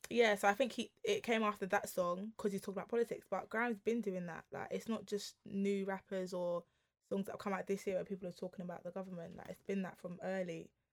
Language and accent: English; London, United Kingdom; we grew up in London